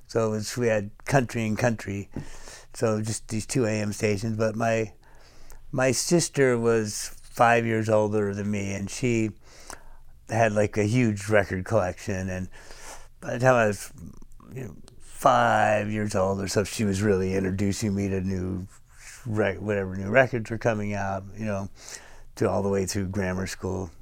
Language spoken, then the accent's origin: English; Fairhaven, California, United States; moved away; also born or lived in San Francisco; I was born in Fairhaven, California, which is about six hundred fifty miles north of here